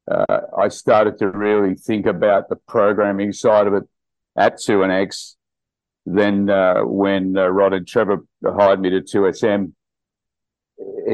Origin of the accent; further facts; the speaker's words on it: Melbourne, Victoria, Australia; moved away as an adult; also born or lived in Sydney, Australia; now in Scotland; I grew up in West Footscray